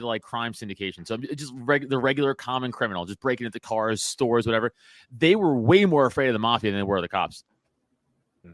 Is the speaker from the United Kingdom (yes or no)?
yes; England, United Kingdom; I'm English but I'm also Catholic